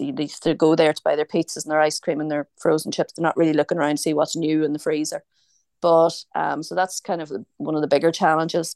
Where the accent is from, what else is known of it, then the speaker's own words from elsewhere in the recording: Omagh, Northern Ireland, United Kingdom; accent: Northern Irish; moved away as an adult; also born or lived in Dublin, Ireland / London, England / Crosskeys, County Meath, Ireland; now in County Meath, Ireland; I'm from, I'm from Oma. Um, I'm a Tyrone woman originally.